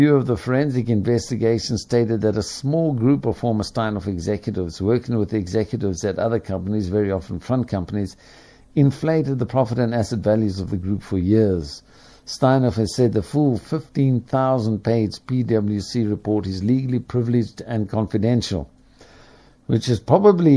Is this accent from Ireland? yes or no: yes; Ireland; as an Irishman